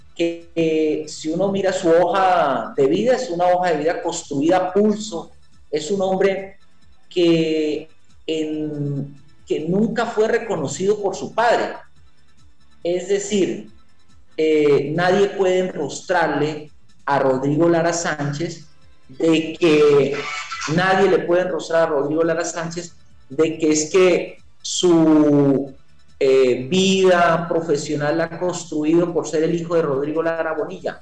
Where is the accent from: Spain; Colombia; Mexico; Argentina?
Colombia; Tolima; moved away as an adult; also born or lived in Huila; now in Neiva, Colombia; Yo soy tolimense, pero desde hace 20 años estoy radicado aquí en el departamento del Huila